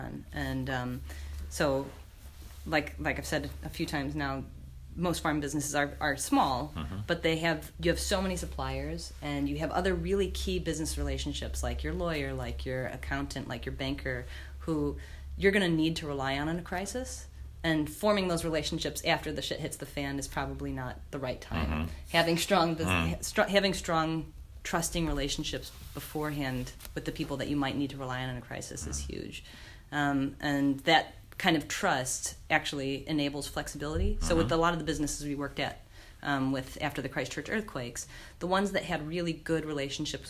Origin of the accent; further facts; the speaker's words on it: United States; now in North Canterbury, New Zealand; I'm American